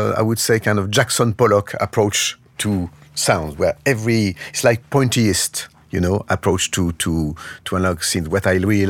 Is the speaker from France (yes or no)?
yes; Lyon, Auvergne-Rhône-Alpes, France; English is a second language; now in Paris, France; my hometown. I mean, I'm born in Lyon